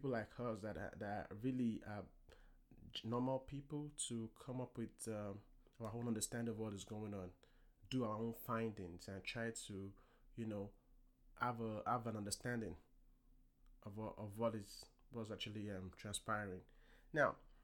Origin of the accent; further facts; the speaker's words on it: Nigeria; now in United States; I am an African American. I was born in Nigeria